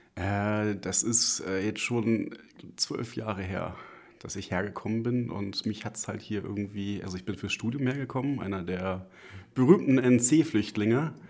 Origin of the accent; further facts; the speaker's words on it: Lüneburg, Lower Saxony, Germany; now in Salzburg, Austria; Ursprünglich komme ich aus Lüneburg. Das ist eine sehr schöne, kleinere Stadt in der Nähe von Hamburg